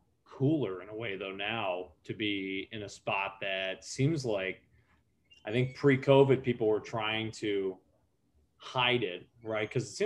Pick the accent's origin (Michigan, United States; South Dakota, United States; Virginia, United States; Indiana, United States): Michigan, United States; I'm from Michigan